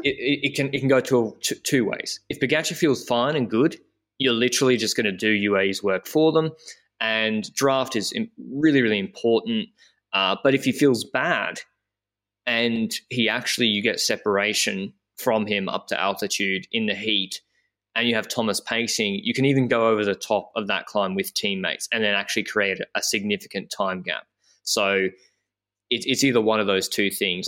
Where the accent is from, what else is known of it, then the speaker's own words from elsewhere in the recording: Brisbane, Queensland, Australia; I'm from Australia, from Brisbane